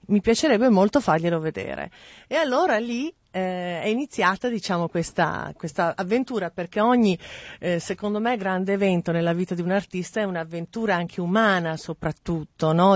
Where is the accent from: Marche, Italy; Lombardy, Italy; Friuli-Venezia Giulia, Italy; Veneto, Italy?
Lombardy, Italy; Mantua; also born or lived in Milan; sono nata a Mantova, ho cominciato con delle piccole mostre, diciamo, nei dintorni